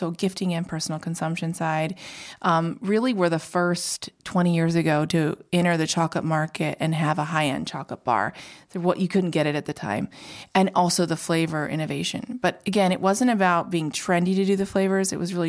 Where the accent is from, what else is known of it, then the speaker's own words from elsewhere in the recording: Indiana, United States; So, gosh, I grew up in Indiana, entrepreneurial mom.